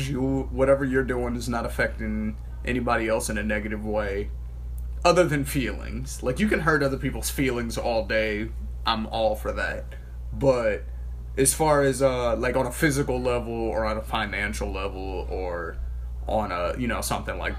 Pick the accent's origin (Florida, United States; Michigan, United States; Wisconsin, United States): Michigan, United States; now in Gilbert, United States; I'm not even from out here. Like, you see on my ID that it says I'm from Michigan.